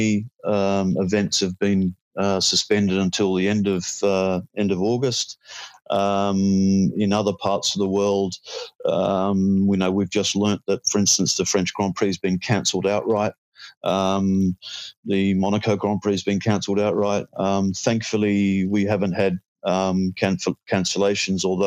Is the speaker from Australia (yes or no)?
yes; Australia; As an Aussie